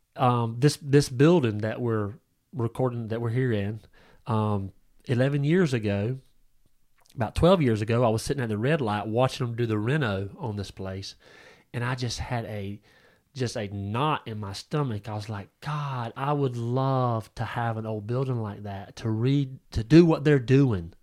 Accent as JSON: {"language": "English", "country": "United States", "said": "this country, um, in, in America"}